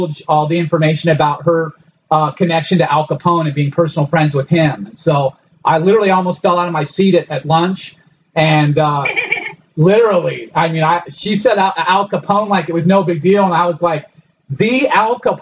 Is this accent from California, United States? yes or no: yes; Los Angeles, California, United States; I grew up in Los Angeles. My mom divorced him when I was real young. When I was about six, I was moved out to Los Angeles, to the Hollywood area, and I grew up there